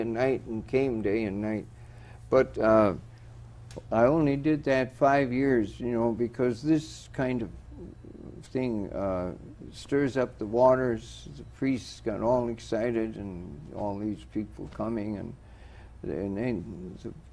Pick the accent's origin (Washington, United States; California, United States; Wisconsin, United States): Wisconsin, United States; Superior; moved away; I'm from Superior, Wisconsin